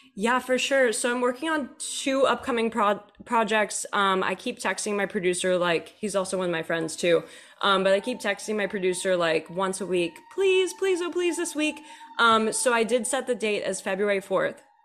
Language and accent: English; Texas, United States; also born or lived in Nashville; now in Los Angeles, United States; I grew up in Texas and then moved out here to L